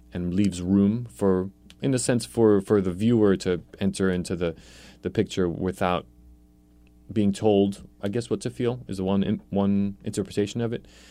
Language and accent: English; New York City, New York, United States; also born or lived in Poland; I was born in Poland, so I have the immigrant roots. Um, we came here when I was, I started kindergarten in New York City